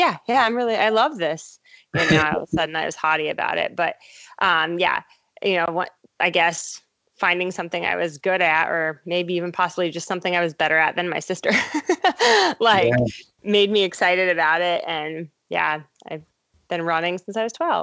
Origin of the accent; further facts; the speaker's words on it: Ohio, United States; also born or lived in Baltimore, Maryland; but Ohio's home for sure.